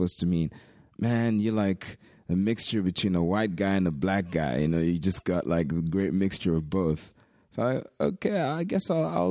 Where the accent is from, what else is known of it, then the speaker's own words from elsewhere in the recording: Swansea, Wales, United Kingdom; growing up in Swansea, I was the only black kid in my whole school.